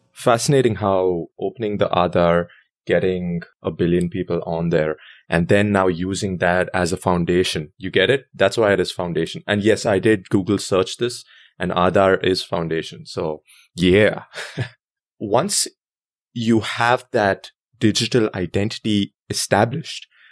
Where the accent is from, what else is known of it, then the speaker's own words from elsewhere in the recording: India; moved away as an adult; also born or lived in New York City, United States; now in United States; I was born there, and I lived there for twenty-two years